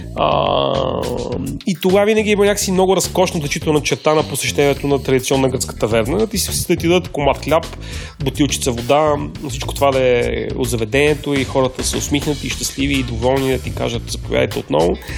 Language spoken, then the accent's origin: Bulgarian; Bulgaria; за нас като българи